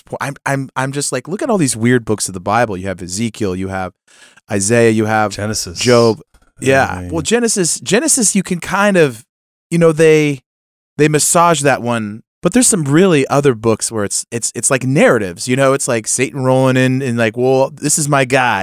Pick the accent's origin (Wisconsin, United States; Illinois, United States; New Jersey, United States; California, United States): California, United States; moved away; I, I come from California. I, I visit there a lot